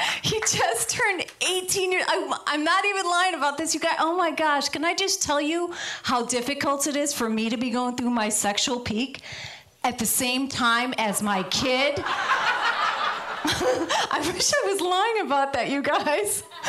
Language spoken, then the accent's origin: English; Midwest, United States; now in Los Angeles, United States; So I moved out here from the Midwest, and I love it in Los Angeles.